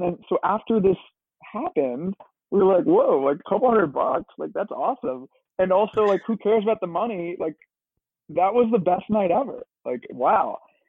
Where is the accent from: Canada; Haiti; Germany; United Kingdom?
United Kingdom; London; moved away as an adult; now in Brooklyn, United States; And so when we were growing up in London, we'd always be going to shows and, you know, cool venues, seeing cool artists.